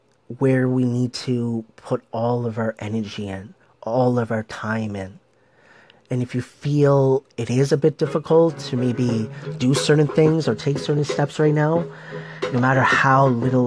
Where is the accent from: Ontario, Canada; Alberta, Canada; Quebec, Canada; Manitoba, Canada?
Ontario, Canada; Toronto; I was born in Scarborough, Ontario, many, many years ago.